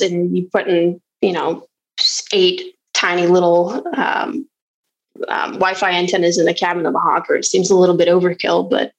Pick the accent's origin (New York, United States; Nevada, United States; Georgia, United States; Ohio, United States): Nevada, United States; Carson City; also born or lived in Washington State; I'm originally from Carson City, Nevada. But I spent, you know, some of my life in Washington State, grew up, joined the Marine Corps, was stationed in California and Hawaii